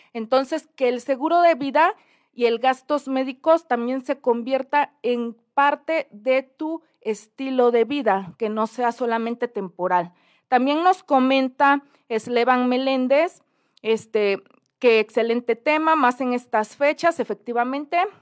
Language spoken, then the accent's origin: Spanish; Oaxaca, Mexico; mi bello Oaxaca